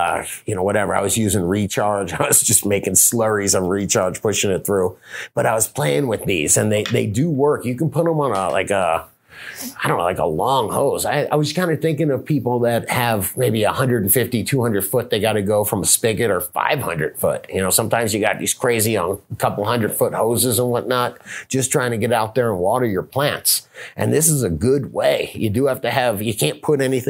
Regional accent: the South, United States; I'm from the South

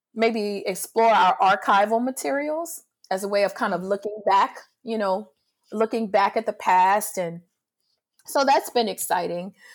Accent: New Orleans, Louisiana, United States; also born or lived in Picayune, Mississippi; I grew up in New Orleans, but I was born in, um, Picayune, Mississippi.

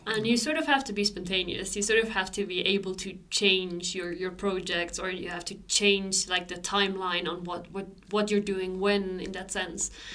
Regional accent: Switzerland; moved away as an adult; now in Sweden; I grew up in Switzerland

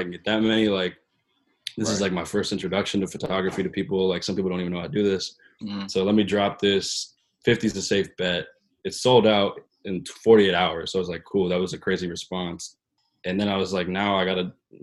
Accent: Portland, Oregon, United States; moved away as an adult; now in New York City, United States; I work and live in New York City, but I'm from Portland, Oregon

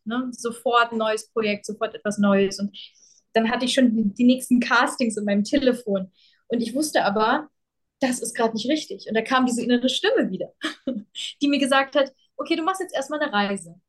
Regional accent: Germany; also born or lived in Ukraine; während ich aufgewachsen bin in Deutschland

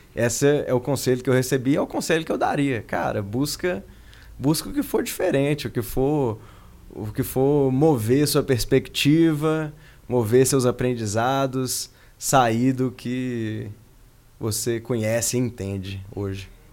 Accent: Belo Horizonte, Minas Gerais, Brazil; moved away as an adult; also born or lived in Silicon Valley, California, United States; Eu sou de Belo Horizonte originalmente, minha vida em BH era muito boa

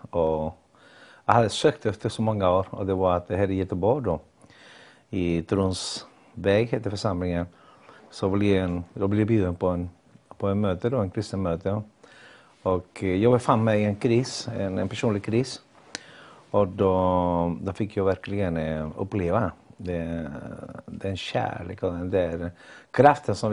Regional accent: Chile; Swedish is a second language; moved away as an adult; also born or lived in Ecuador; now in Gothenburg, Sweden; jag kommer från Chile och har bott i Sverige i 40 år. Lämnade mitt land när jag var 21 år. Eh, bodde i Ecuador innan och sen eh, hamnade jag i Sverige eh, för 40 år sedan.

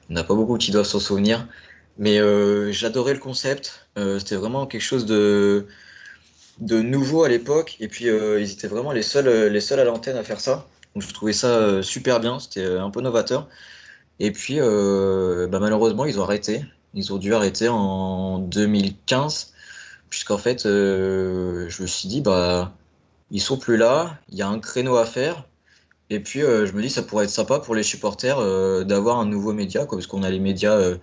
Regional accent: Caen, Normandy, France; moved away as an adult; also born or lived in Rennes; now in Paris, France; je suis né à Caen, en Normandie, mais mes parents sont euh, d'origine bretonne, donc du côté de Rodon. Donc la plus grosse ville à côté, c'est Rennes, donc j'allais très très régulièrement durant mon enfance sur Rennes

